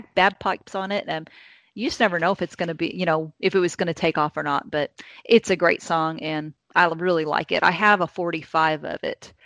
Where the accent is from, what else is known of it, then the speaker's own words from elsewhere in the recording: Indiana, United States; now in Kentucky, United States; i live in Kentucky now, but I grew up in Indiana. I'm an Indiana girl